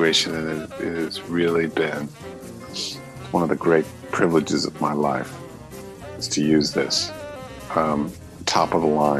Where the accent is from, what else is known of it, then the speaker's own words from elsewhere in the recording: Darien, Connecticut, United States; I was raised in Darien, Connecticut